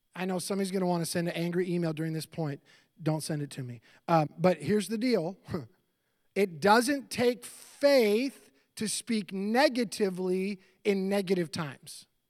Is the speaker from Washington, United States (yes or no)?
yes; Seattle, Washington, United States; moved away; also born or lived in Florida; I grew up in Seattle, and I lived in Seattle in two thousand five